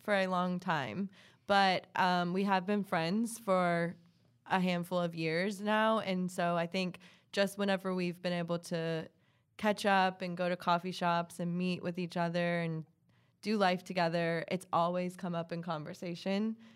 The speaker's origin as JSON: {"language": "English", "town": "Hilton Head", "region": "South Carolina", "country": "United States", "tie": "born or raised there", "also_born_or_lived": "Columbia, South Carolina", "moved": "as an adult", "lives_now": "Charlotte, United States", "said": "I'm originally from Hilton Head, South Carolina. So from the coast, beach girl, um, I was born and raised there."}